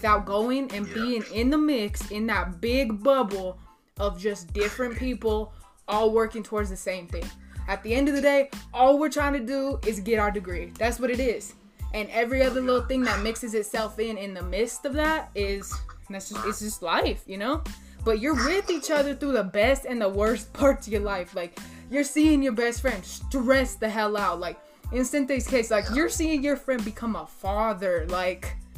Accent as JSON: {"language": "English", "town": "Raton", "region": "New Mexico", "country": "United States", "tie": "born or raised there", "said": "I'm a small town kid from Raton, New Mexico"}